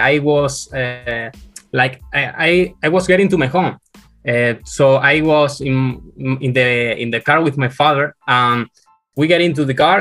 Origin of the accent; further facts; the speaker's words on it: Spain; I'm from Spain.